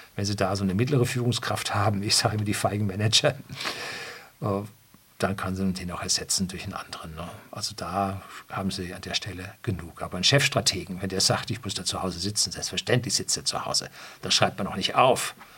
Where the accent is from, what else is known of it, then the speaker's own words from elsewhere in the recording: Germany; bei uns in Deutschland